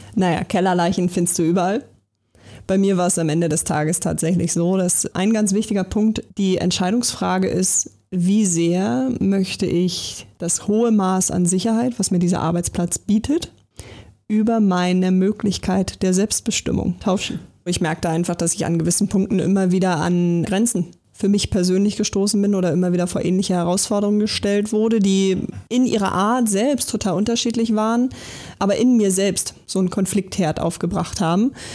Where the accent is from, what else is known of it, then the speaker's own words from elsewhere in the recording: Berlin, Germany; ich äh, bin ja gebürtig aus Berlin